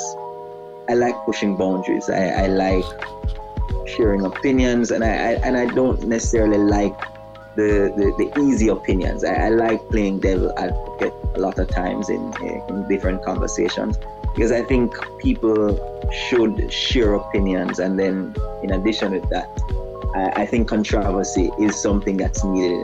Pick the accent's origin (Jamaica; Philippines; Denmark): Jamaica; I'm from Jamaica, most beautiful country in the world